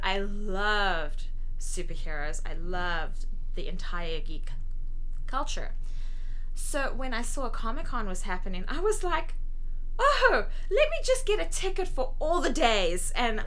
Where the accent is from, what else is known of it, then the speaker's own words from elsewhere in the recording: South Africa; moved away; I grew up in South Africa